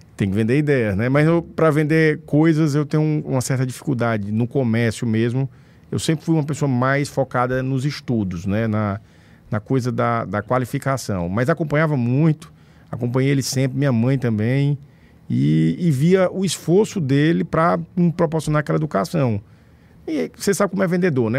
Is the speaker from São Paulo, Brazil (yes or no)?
no; Pedro II, Piauí, Brazil; also born or lived in Teresina; Nasci em Pedro II, sou natural da cidade de Pedro II